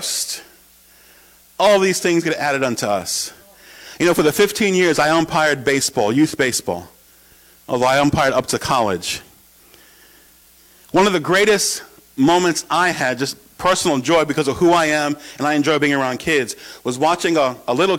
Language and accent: English; New York, United States; moved away as an adult; also born or lived in Oshkosh, Wisconsin / San Antonio, Texas; home in New York with my family